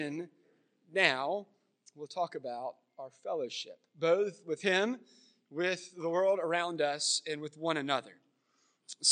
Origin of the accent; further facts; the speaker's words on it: Florence, South Carolina, United States; moved away; also born or lived in Myrtle Beach; I grew up here in Florence